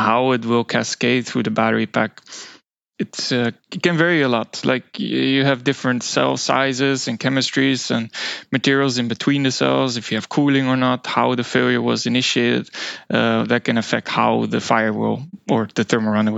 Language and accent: English; Netherlands; moved away as an adult; now in Sweden; I'm originally from the Netherlands and eventually moved to Sweden for some studies as a mechanical engineer